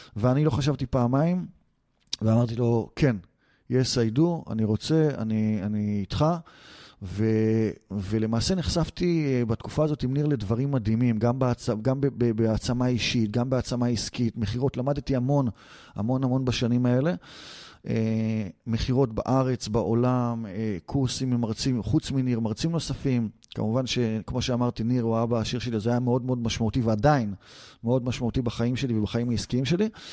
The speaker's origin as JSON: {"language": "Hebrew", "country": "Israel", "said": "אנחנו ישראלים"}